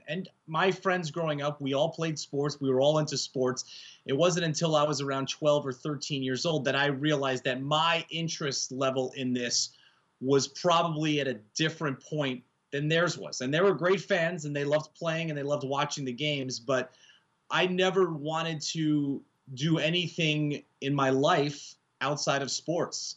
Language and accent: English; Yonkers, New York, United States; I grew up in Yonkers, New York, just outside of the Bronx